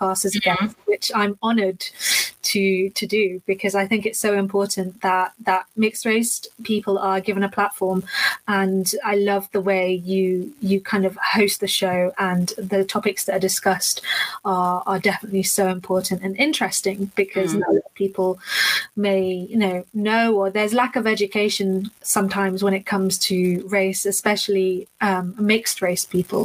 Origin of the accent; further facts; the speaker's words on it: London, United Kingdom; I am from London in the UK, as you can probably hear by my accent.